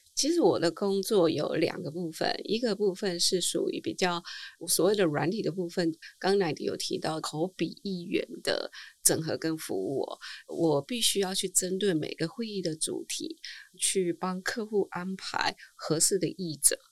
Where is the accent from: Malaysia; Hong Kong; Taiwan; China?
Taiwan; first language Chinese; 我们台湾人